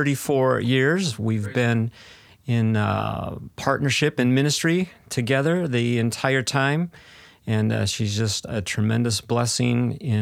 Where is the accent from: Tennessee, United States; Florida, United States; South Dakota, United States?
South Dakota, United States; Yeah, so, you know, I grew up in South Dakota, mostly in South Dakota